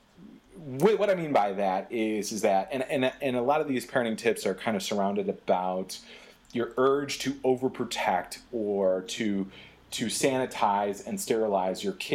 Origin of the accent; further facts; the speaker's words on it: Michigan, United States; I grew up in Michigan